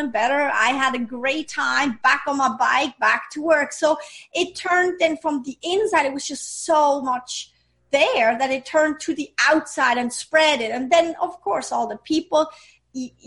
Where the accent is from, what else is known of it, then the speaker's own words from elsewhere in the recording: Switzerland; English is a second language; moved away; I grew up in Switzerland.